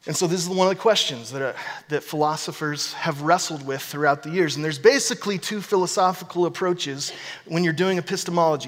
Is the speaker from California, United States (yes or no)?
no; Corvallis, Oregon, United States; I'm from Corvallis